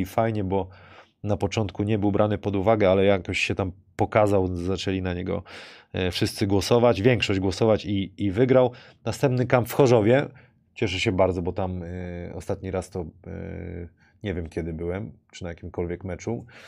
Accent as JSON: {"language": "Polish", "town": "Wrocław", "region": "Lower Silesian Voivodeship", "country": "Poland", "tie": "born or raised there", "said": "jako tutaj rodowity wrocławianie"}